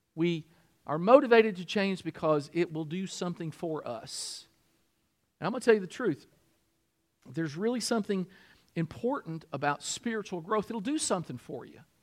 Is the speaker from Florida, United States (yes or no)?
no; Kentucky, United States; I'm from Kentucky